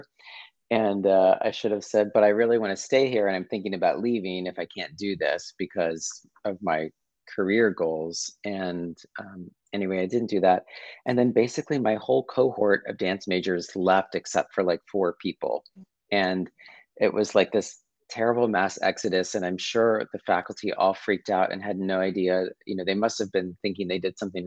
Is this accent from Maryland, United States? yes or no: yes; Chesapeake Beach, Maryland, United States; I grew up in a small town called Chesapeake Beach, Maryland